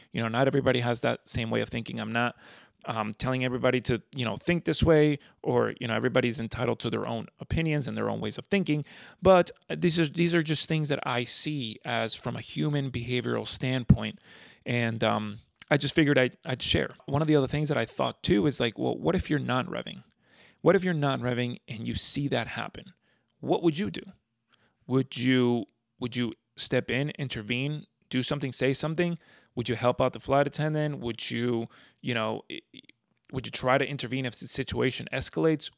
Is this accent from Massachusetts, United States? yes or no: no; South Florida, United States; also born or lived in Venezuela; I've grown up in South Florida